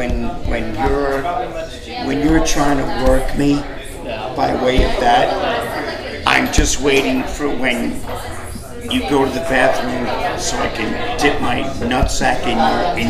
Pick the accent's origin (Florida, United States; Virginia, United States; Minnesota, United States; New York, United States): New York, United States; New York City; also born or lived in Jackson Heights, Queens; I grew up in Inwood, the upper top of Manhattan